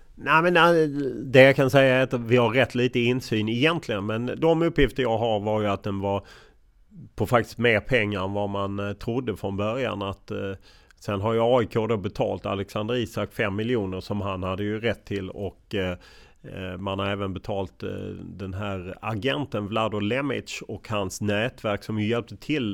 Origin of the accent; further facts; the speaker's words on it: Lund, Skåne, Sweden; moved away as an adult; now in Stockholm, Sweden; Jag kommer från Lund och uppvuxen i Lund och stannade i Lund väldigt länge tills jag var 28 innan jag flyttade till Stockholm